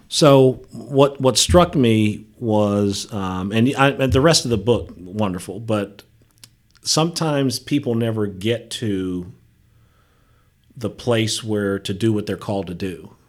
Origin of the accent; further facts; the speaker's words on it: Dayton, Ohio, United States; moved away; also born or lived in West Virginia; I grew up in Dayton, Ohio